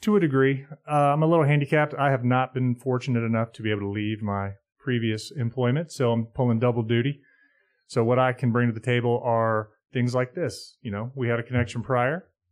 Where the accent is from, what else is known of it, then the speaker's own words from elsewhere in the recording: Charlotte, North Carolina, United States; when I was growing up in Charlotte